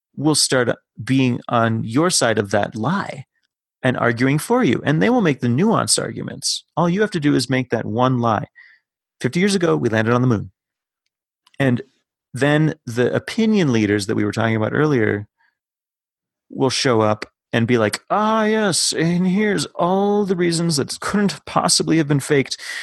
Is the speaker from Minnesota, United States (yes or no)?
yes; Minnesota, United States; as a Minnesotan